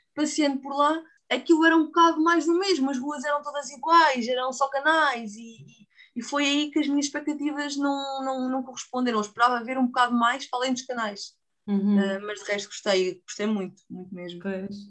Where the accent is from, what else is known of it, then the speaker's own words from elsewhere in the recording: Portugal; somos Portugal